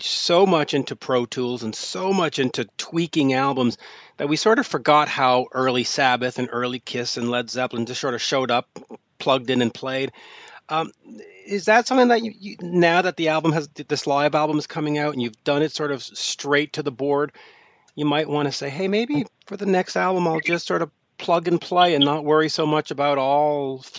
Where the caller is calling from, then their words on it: Montreal, Quebec, Canada; I am calling from Montreal, Quebec, Canada.